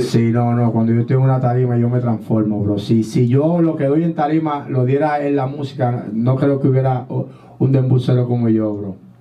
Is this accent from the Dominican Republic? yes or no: yes; Dominican Republic; now in United States; nosotros somos dominicanos también.